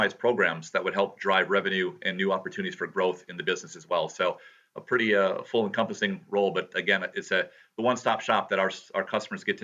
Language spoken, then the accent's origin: English; Appleton, Wisconsin, United States; been born and raised in the Fox Cities area and lived in Appleton for pretty much the last 50 odd years